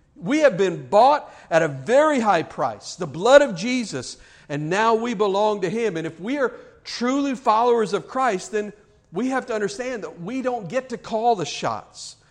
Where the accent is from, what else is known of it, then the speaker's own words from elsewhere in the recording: United States; living here as American citizens